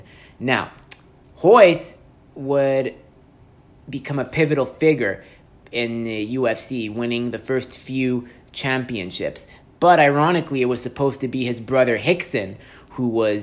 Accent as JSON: {"language": "English", "town": "Montreal", "region": "Quebec", "country": "Canada", "said": "I'm from Montreal"}